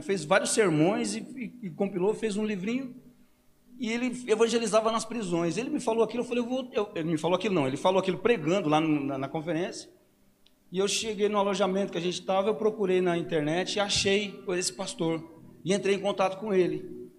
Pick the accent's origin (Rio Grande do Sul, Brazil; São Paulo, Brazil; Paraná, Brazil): Paraná, Brazil; Paranavaí; Eu fui criado aqui na Vila Operária.